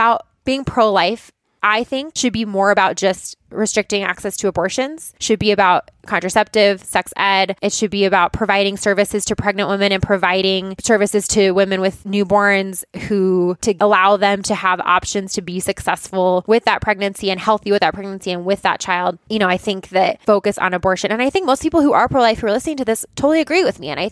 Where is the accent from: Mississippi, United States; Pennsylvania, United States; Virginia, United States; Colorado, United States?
Colorado, United States; Boulder; And I grew up in Boulder, in a liberal town.